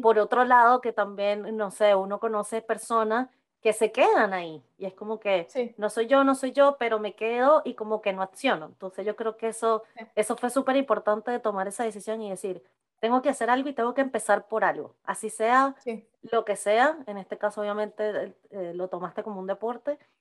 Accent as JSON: {"language": "Spanish", "country": "Venezuela", "moved": "as an adult", "said": "yo también salí como a los 22, 23 años de Venezuela"}